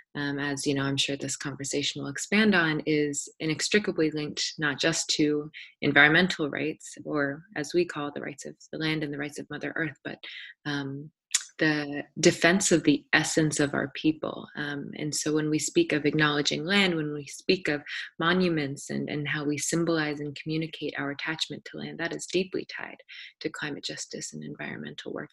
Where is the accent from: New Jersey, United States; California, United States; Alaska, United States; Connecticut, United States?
Alaska, United States; Anchorage; I was born and raised here in Degeikak, otherwise known as Anchorage